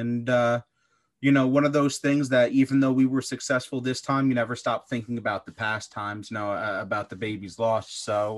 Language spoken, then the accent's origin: English; East Coast, United States; So I'm originally from the East Coast in the US. So we were out in the Midwest, and we decided to move back and start a family.